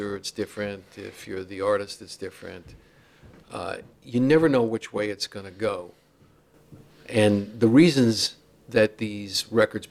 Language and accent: English; New York City, New York, United States; grew up right near that airline diner